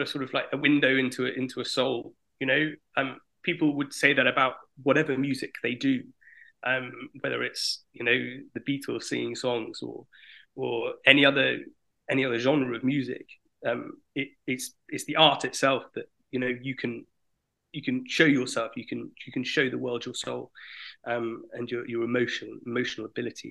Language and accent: English; United Kingdom; moved away as an adult; now in France; initially I'm from Britain, but I lived in France now for the last 6 years